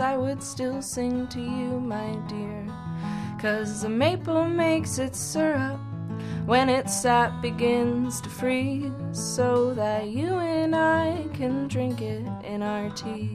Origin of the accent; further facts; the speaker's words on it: Wisconsin, United States; now in Vancouver, Canada; I grew up in Wisconsin